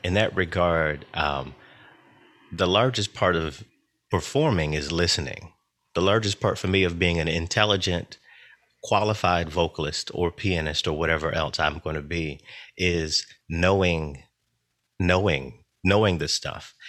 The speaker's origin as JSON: {"language": "English", "region": "North Carolina", "country": "United States", "tie": "born or raised there", "moved": "yes", "lives_now": "Philadelphia, United States", "said": "I was born in North Carolina. I do currently live in Philadelphia."}